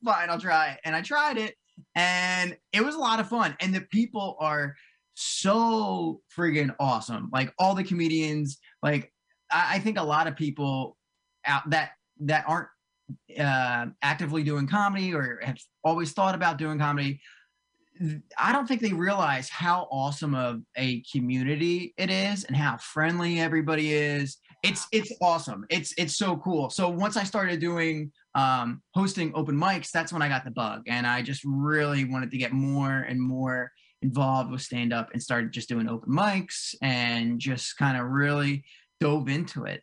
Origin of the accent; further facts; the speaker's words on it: near Cherry Hill, New Jersey, United States; moved away as an adult; now in North Jersey, United States; I grew up in South Jersey